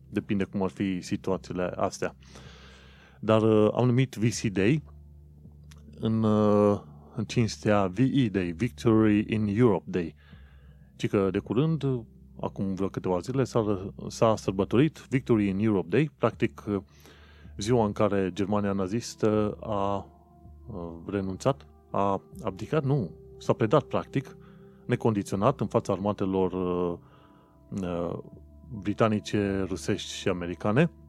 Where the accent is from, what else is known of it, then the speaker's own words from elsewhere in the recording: Romania; mă gândeam și eu, ca un român oarecare, uh, de ce oare nu ne-am fi putut bucura și noi de această zi?